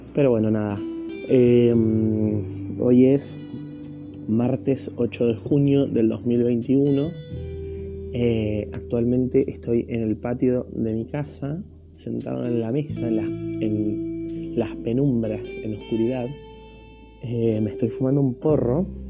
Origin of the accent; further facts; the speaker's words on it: Argentina; soy de Argentina